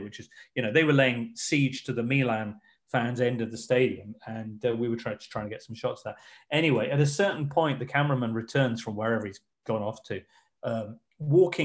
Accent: England, United Kingdom; I'm just English

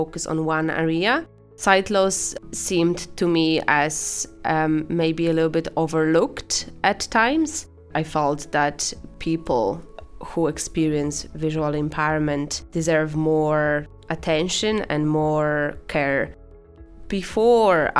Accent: Poland; English is a second language; moved away as an adult; now in Ireland; I'm originally from Poland, as you can probably tell based on my accent

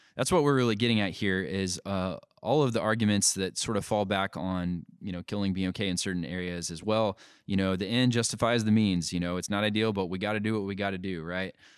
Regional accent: United States; we have certain rights as Americans

